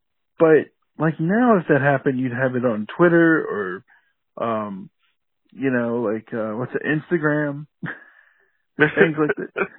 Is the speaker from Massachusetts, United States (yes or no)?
no; Atlanta, Georgia, United States; my hometown, Atlanta, and I said Atlanta there, so you know I'm really from here.